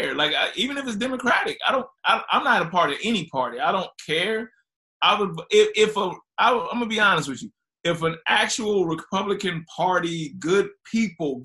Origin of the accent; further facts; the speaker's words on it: Ferguson, Missouri, United States; moved away; also born or lived in Miami; I grew up in Ferguson